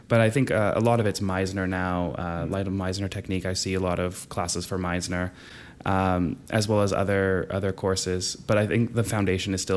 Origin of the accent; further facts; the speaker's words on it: Canada; moved away as an adult; now in Moscow, Russia; I'm a Canadian